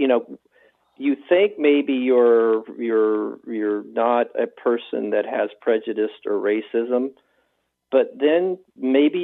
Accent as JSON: {"language": "English", "region": "the South", "country": "United States", "tie": "born or raised there", "said": "I grew up in the South"}